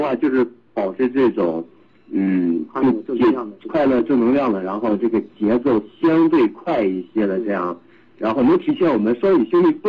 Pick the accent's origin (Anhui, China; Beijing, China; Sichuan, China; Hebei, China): Hebei, China; Shijiazhuang; 我是河北石家庄人。